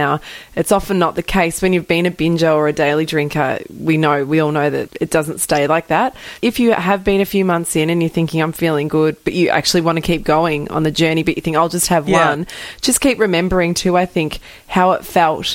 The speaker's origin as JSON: {"language": "English", "town": "Castlemaine", "region": "Victoria", "country": "Australia", "tie": "born or raised there", "said": "That's where I grew up"}